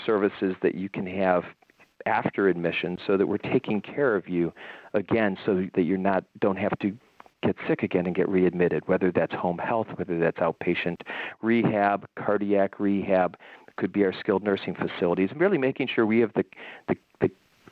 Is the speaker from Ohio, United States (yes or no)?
yes; Cleveland, Ohio, United States; moved away as an adult; now in North Carolina, United States; I grew up in Cleveland, Ohio